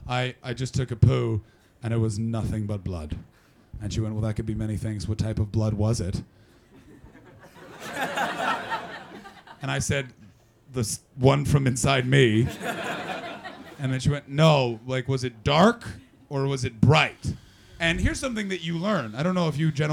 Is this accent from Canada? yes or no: yes; Canada; I'm from Canada